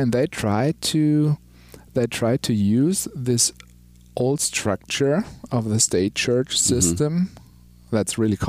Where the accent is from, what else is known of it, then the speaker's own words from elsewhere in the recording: Hesse, Germany; moved away; also born or lived in Potsdam; So in Hessen, where I grew up, it's called the Bible Belt of Germany.